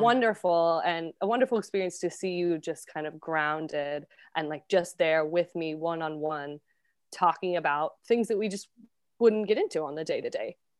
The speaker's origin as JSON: {"language": "English", "region": "Colorado", "country": "United States", "moved": "yes", "lives_now": "New York City, United States", "said": "I'm from the States, originally from Colorado, and now I am based in New York City."}